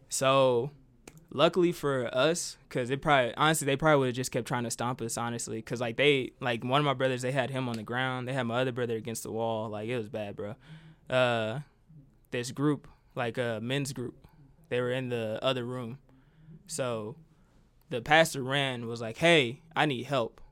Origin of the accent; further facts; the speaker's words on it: Decatur, Illinois, United States; now in Albuquerque, United States; I'm from Decatur, Illinois. Yeah, I think I'm a small town kid.